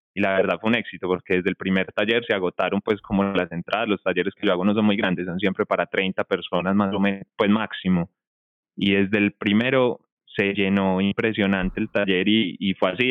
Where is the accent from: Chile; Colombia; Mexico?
Colombia; also born or lived in Medellín; yo soy de acá, yo soy de Colombia, yo vivo en Medellín, Colombia